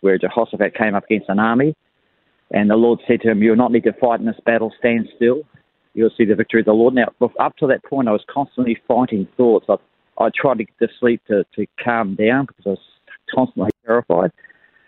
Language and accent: English; Levin, Manawatū-Whanganui, New Zealand; moved away as an adult; now in Australia; I was born in Levin, New Zealand, and we emigrated to Australia when I was about 30 years old for a new life. And but I was born and raised in Levin